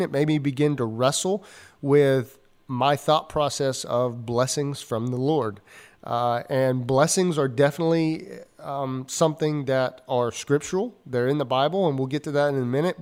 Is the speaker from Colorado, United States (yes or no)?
no; Georgia, United States; growing up in the South, I grew up in, uh, Georgia